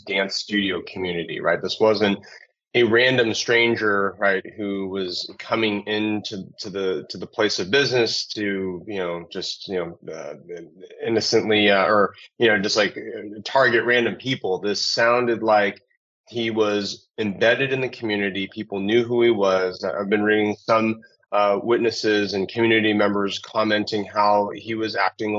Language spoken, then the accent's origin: English; Southern California, United States; Monterey Park is very close to where I grew up in Southern California.